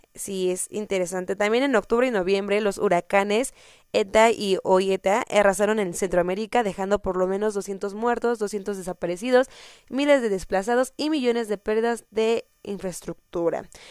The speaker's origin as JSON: {"language": "Spanish", "country": "Mexico"}